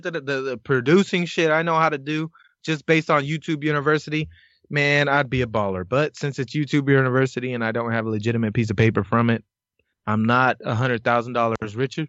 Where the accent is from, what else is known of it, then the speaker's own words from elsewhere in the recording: California, United States; we're all from Cali?